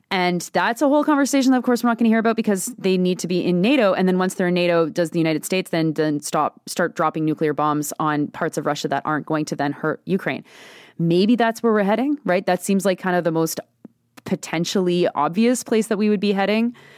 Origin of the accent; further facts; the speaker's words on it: Canada; as a Canadian